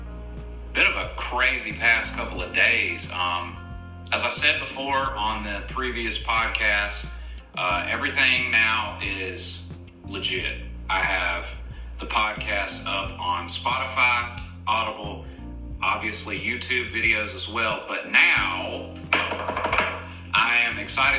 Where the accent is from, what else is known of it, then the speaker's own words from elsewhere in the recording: the South, United States; everyone knows I'm from the South